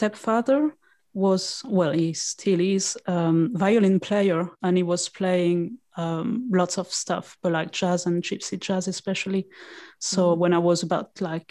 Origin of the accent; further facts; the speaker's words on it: France; moved away as an adult; also born or lived in Lyon / London; now in United Kingdom; at first I went in my hometown and then I moved to Lyon, which is a bigger city in France